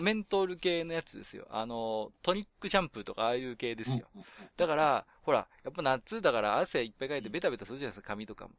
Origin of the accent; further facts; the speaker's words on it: Tohoku, Japan; 私東北の人間なんで